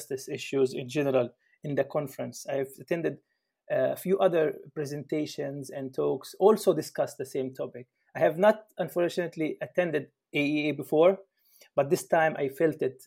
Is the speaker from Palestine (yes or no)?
yes; Palestine; moved away as an adult; now in Germany; I'm from Palestine, from the Middle East, and currently in Germany.